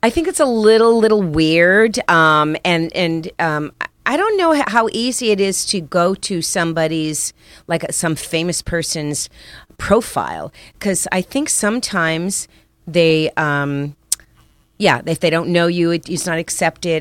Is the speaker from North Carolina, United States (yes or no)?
no; Miami, Florida, United States; also born or lived in Paterson, New Jersey; I grew up in Miami